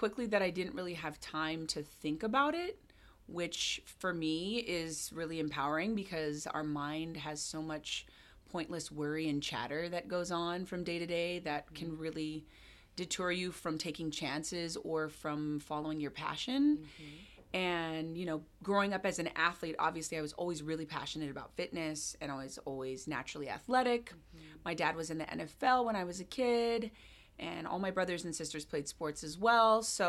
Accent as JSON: {"language": "English", "region": "Hawaii", "country": "United States", "tie": "born or raised there", "also_born_or_lived": "Jamaica / London / California", "moved": "as an adult", "lives_now": "Seattle, United States", "said": "So I was born and raised in Hawaii, and I moved to Seattle in December."}